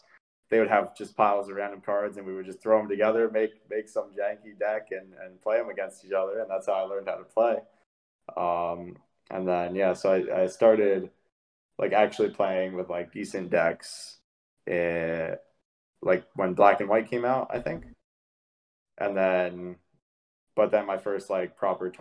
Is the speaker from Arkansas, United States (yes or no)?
no; Poughkeepsie, New York, United States; also born or lived in New Jersey; Poughkeepsie, New York